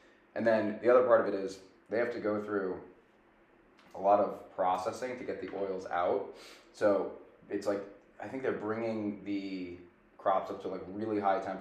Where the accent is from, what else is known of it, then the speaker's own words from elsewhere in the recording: Long Island, New York, United States; moved away; when I'm home, I'm from Long Island